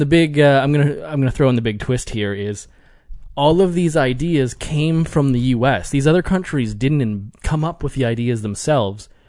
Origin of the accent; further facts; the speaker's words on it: Canada; I'm Canadian